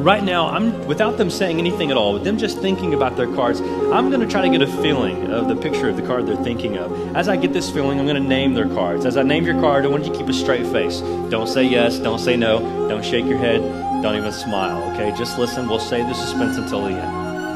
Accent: Nashville, Tennessee, United States; I'm from Nashville

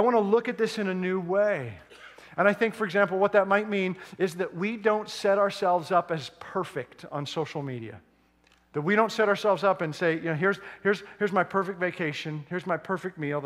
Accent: Edmonton, Alberta, Canada; moved away; which I grew up, born and raised in Edmonton

